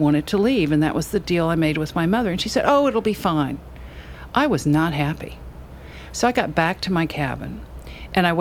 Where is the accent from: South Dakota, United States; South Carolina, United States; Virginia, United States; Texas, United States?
South Carolina, United States; Charleston; also born or lived in California / Kabul, Afghanistan; Having grown up here, growing up on Lower Queen Street